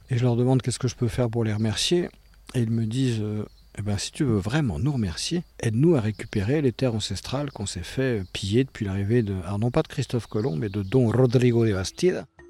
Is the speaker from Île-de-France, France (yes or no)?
yes; Paris, Île-de-France, France; now in Miami, United States; je suis né à Paris, mon père est brésilien, ma mère est de Finlande et, je vis à Miami.